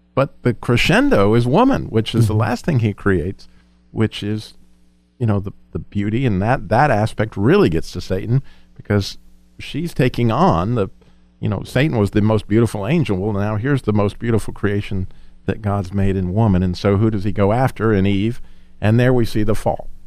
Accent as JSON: {"language": "English", "region": "Colorado", "country": "United States", "tie": "born or raised there", "said": "We lived, we grew up in Colorado"}